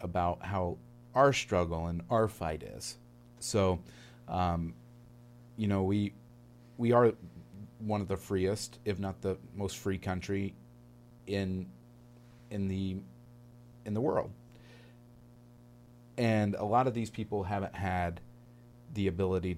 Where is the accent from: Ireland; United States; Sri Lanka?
United States; Northern Indiana; I come from Northern Indiana as well